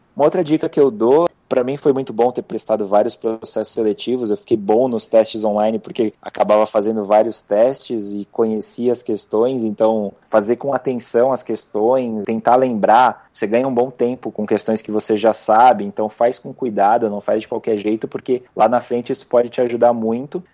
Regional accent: São Paulo, Brazil; sou aqui de São Paulo mesmo

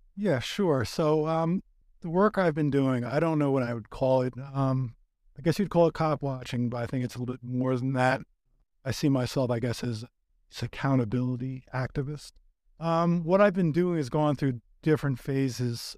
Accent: New York, United States; now in Los Angeles, United States; I'm originally from New York

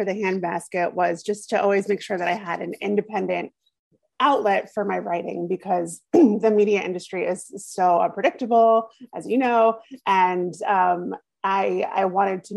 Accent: New York's 3rd congressional district, United States; I grew up there. I moved there when I was 2 years old. I was born in New York City, and then we moved out there

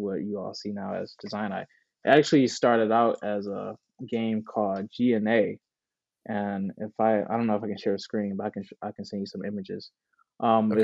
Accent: Detroit, Michigan, United States; I was born and raised in Detroit, the east side of Detroit, graduated from Detroit Public Schools

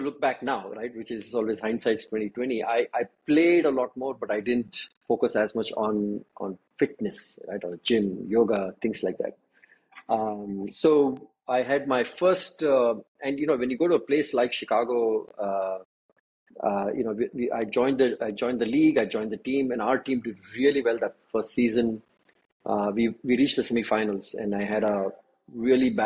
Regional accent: Bangalore, Karnataka, India; moved away as an adult; also born or lived in Jakarta / United States / Singapore; I'm originally from Bangalore, did all my education here

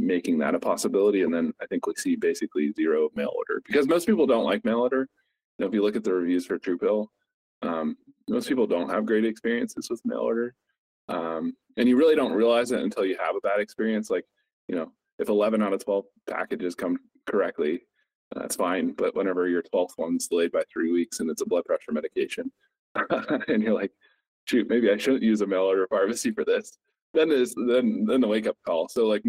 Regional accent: Somerset, Pennsylvania, United States; moved away as an adult; now in Pittsburgh, United States; my hometown, Somerset, PA

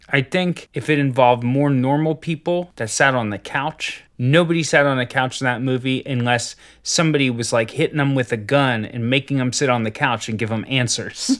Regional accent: Ohio, United States; I grew up in Ohio

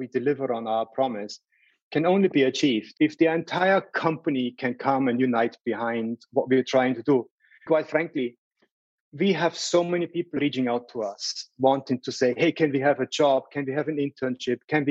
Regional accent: Salzburg, Austria; moved away; I grew up in Salzburg

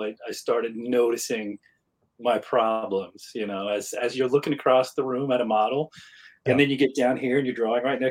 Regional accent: near Portsmouth, Southern Ohio, United States; also born or lived in Columbus, Ohio; Grew up in a little town outside of Portsmouth, Ohio, which is right down on the Ohio River.

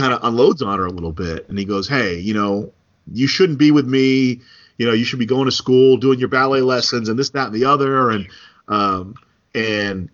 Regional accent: New Jersey, United States; moved away; growing up in New Jersey, we didn't have burritos at the snack stand

